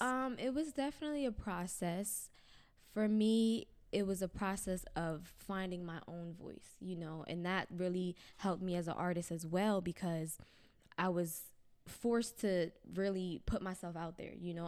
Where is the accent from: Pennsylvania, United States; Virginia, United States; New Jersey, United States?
New Jersey, United States; Pennsauken; moved away as an adult; now in Camden, United States; I grew up in Pennsauken, which is the town over.